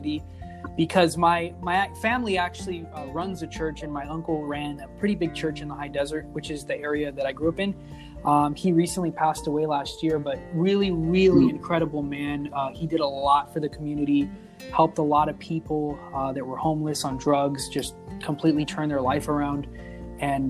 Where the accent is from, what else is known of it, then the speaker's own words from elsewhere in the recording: Victorville, California, United States; also born or lived in Apple Valley, California; I grew up in a small town. I was born in Apple Valley, California. I moved to Victorville when I was 9, which is literally the city over